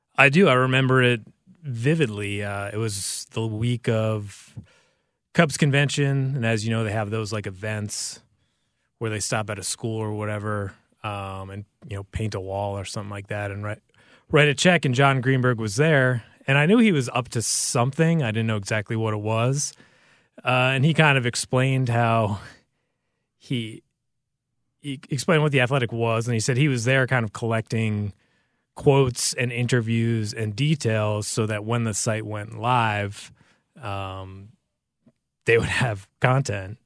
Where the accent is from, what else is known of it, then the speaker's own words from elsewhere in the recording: United States; moved away; I grew up in the New York, New Jersey area